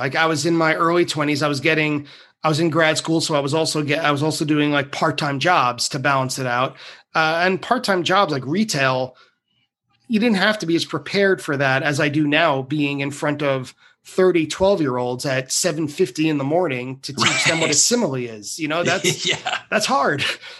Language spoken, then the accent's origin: English; New York, United States; Well that's where I grew up. It's a very Long Island.